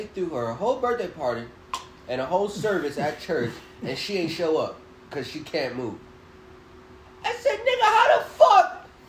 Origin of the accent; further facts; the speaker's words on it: United States; we're American